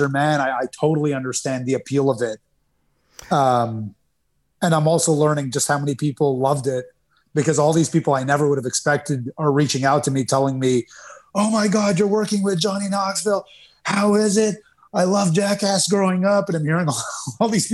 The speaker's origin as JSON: {"language": "English", "country": "Canada", "tie": "born or raised there", "said": "where I was growing up in Canada"}